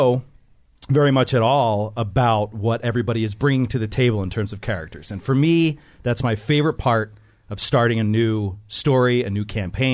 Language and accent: English; Philadelphia, Pennsylvania, United States; I am from Philadelphia